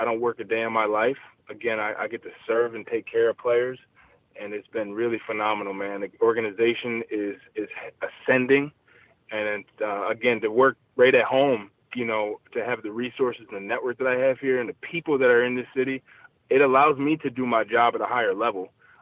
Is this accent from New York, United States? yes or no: yes; Buffalo, New York, United States; I'm actually from Buffalo